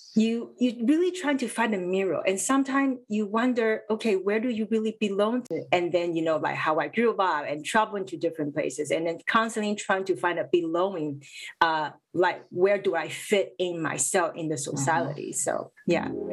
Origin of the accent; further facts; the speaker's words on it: Vancouver, British Columbia, Canada; growing up in vancouver